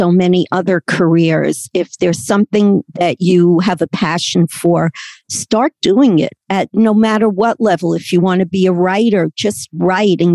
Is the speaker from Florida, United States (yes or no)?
no; New York City, New York, United States; accent: Brooklyn; I'm, born and raised in Brooklyn